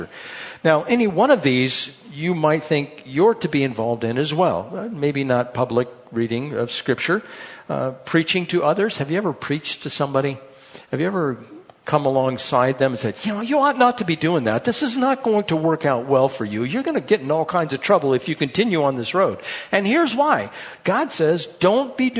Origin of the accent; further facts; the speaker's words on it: United States; we're from America.